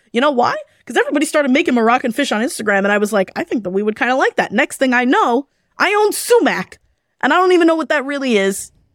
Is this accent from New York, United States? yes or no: yes; New York City, New York, United States; I grew up in Kew Garden Hills